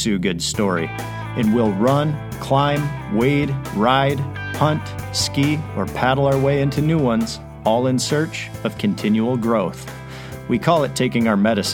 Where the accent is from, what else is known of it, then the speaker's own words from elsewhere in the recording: Grand Rapids, Michigan, United States; Grand Rapids is also my hometown